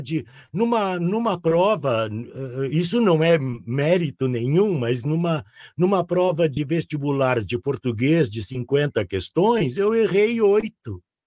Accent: Porto Alegre, Rio Grande do Sul, Brazil; born or raised there

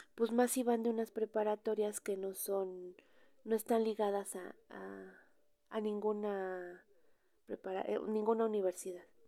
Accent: Mexico; cómo somos los mexicanos

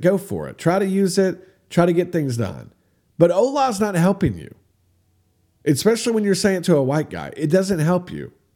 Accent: United States; I'm from America

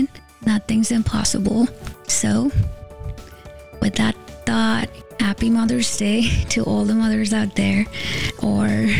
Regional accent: India; moved away as an adult; now in United States; I grew up in India with a degree in engineering

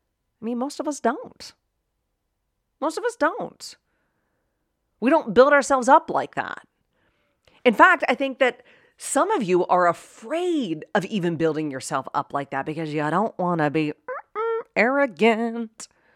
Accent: Pittsburgh, Pennsylvania, United States; accent: Pittsburgh; In fact, I'm from Pittsburgh, right? Born and raised in Pittsburgh. And if you know anybody from Pittsburgh, you got a bit of an accent.

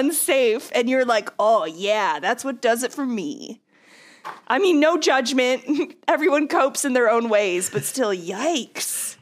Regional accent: Texas, United States; now in New Orleans, United States; I've lived in the South my whole life, but, uh, yeah. I live in New Orleans. I grew up in Texas

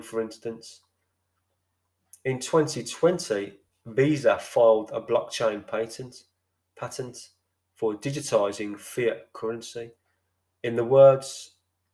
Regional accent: Birmingham, West Midlands, United Kingdom; I'm from Birmingham

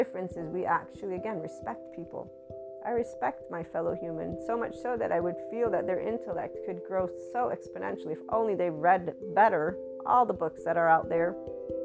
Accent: United States; I'm an American Italian white woman

